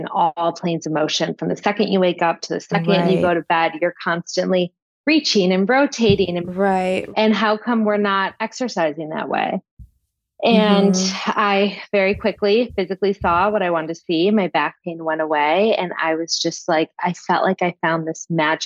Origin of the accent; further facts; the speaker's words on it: Michigan, United States; moved away as an adult; also born or lived in New York; now in the Hamptons, United States; I'm from Michigan originally